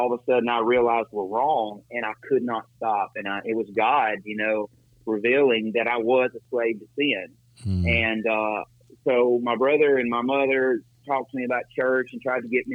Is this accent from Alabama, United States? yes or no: yes; Decatur, Alabama, United States; moved away as an adult; now in Mexico; I'm originally from Decatur, Alabama